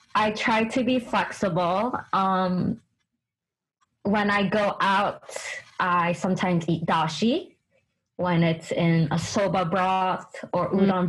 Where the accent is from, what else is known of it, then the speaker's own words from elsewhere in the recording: United States; also born or lived in Japan; I'm Chinese American, so I yeah. grew up with a lot of mm. Asian vegetables